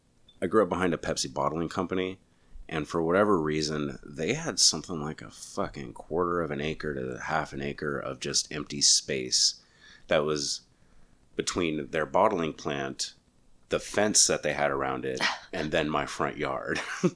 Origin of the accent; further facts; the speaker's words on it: New Mexico, United States; now in Texas, United States; growing up in New Mexico, we didn't see it a lot, but every now and then it would blanket everything, just a couple inches.